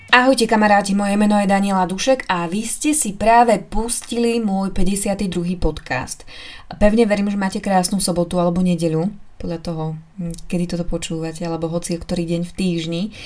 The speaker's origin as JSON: {"language": "Slovak", "region": "eastern Slovakia", "country": "Slovakia", "moved": "yes", "said": "U nás na východe je zvyk e, zobrať košík, naplniť ho jedlom a ísť"}